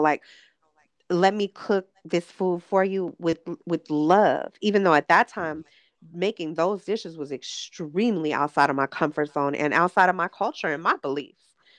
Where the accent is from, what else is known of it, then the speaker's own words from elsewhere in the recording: Los Angeles, California, United States; born and raised in Los Angeles.